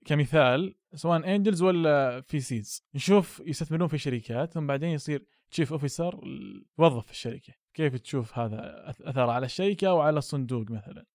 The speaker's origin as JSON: {"language": "Arabic", "country": "Saudi Arabia", "said": "عندنا في السعودية"}